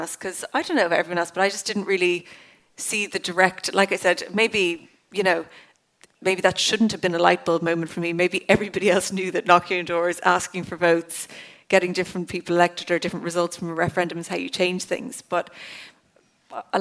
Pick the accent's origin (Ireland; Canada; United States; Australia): Ireland; County Cork; I'm from Cork Southwest, so it was one of the furthest constituencies from the Dáil